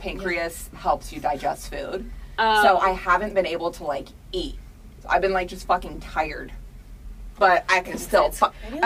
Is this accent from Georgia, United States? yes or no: yes; Atlanta, Georgia, United States; I'm from Atlanta